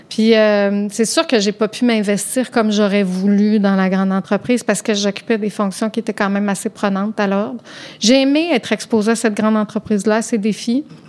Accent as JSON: {"language": "French", "region": "Quebec", "country": "Canada", "also_born_or_lived": "Rive-Nord (Montreal North Shore)", "said": "quand on vient du Québec, puis on a des hivers avec du soleil puis de la neige"}